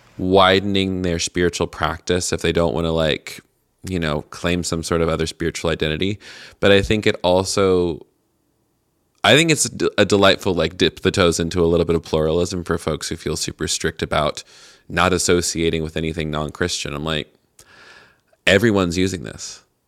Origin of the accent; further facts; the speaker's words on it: Tennessee, United States; moved away; I'm from Tennessee originally